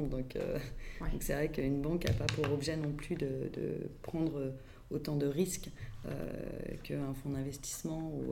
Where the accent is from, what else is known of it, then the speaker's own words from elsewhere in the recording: Paris, Île-de-France, France; born there; Euh, je suis née à Paris, euh, mais je suis de maman euh, lyonnaise qui a grandi à Tassin euh, et d'un père normand et j'ai baroudé un petit peu partout dans le monde